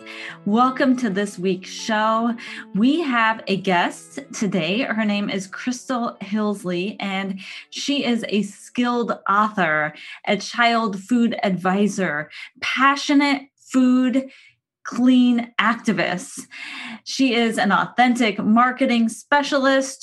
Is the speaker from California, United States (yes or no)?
yes; San Diego, California, United States; moved away; coming all the way from my hometown of San Diego, California.